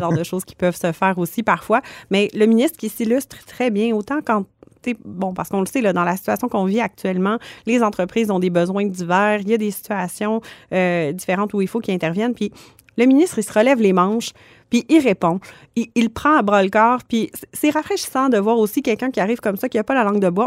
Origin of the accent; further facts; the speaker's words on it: Quebec, Canada; je suis originaire du Saguenay-Lac-Saint-Jean